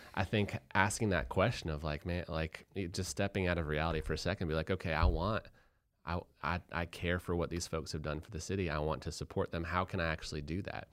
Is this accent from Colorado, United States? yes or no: yes; Boulder, Colorado, United States; I'm from Boulder, Colorado